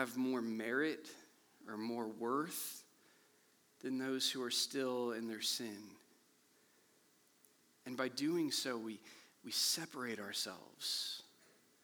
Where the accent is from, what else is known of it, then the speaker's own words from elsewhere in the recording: Kansas City, Missouri, United States; I grew up here in Kansas City